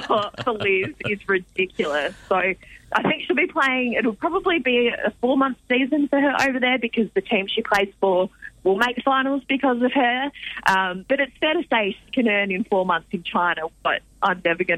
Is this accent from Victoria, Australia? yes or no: yes; Ballarat, Victoria, Australia; now in Melbourne, Australia; I'm from Ballarat, so regional Victoria represent.